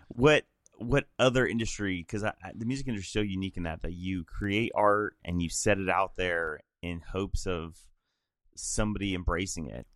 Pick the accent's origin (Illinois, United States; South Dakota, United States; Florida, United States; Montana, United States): Illinois, United States; moved away as an adult; also born or lived in Middle Tennessee; I'm from Illinois originally